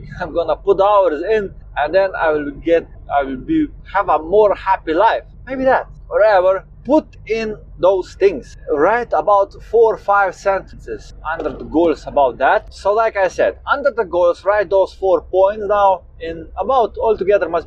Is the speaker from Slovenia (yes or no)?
yes; Slovenia; I'm 27 years old and I come from Slovenia.